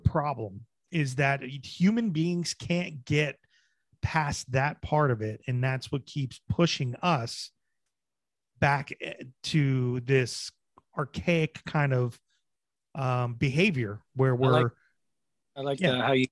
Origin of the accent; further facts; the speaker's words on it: New Jersey, United States; moved away; also born or lived in Bedford; I'm originally from Jersey, but that's where I did live for a while